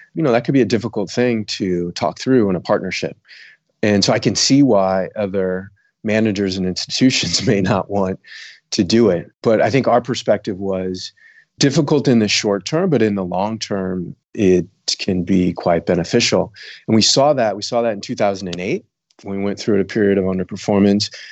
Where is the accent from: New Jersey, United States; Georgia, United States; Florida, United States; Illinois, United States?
Illinois, United States; south suburbs of Chicago; also born or lived in Bermuda; now in San Francisco, United States; I grew up in Illinois, south suburbs of Chicago